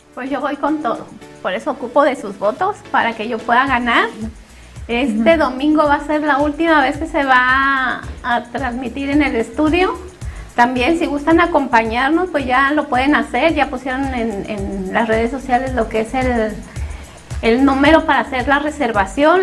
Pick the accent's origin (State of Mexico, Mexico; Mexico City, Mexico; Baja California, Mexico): Mexico City, Mexico; moved away; Yo sola me iba al mandado a los ocho años, soy de la Ciudad de México